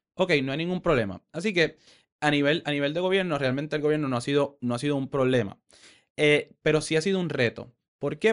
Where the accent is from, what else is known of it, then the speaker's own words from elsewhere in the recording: Caguas, Puerto Rico; moved away as an adult; also born or lived in San Francisco; yo crecí en Caguas